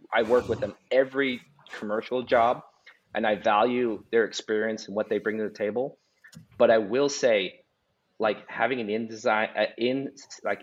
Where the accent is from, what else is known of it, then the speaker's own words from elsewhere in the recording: Las Vegas, Nevada, United States; moved away as an adult; now in Kansas City, United States; I'm from Las Vegas originally, lived there for 22 years.